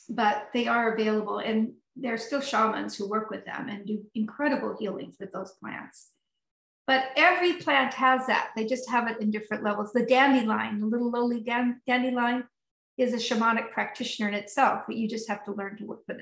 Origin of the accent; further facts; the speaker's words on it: Sonoma County, California, United States; now in Burlington, United States; I grew up in Sonoma County